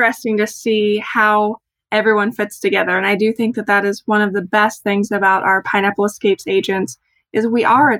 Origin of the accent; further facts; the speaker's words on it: Olney, Illinois, United States; now in North Central Illinois, United States; I'm originally from Olney, which is about an hour and a half from Evansville. So one of our big outings when I was growing up would always be to go to Evansville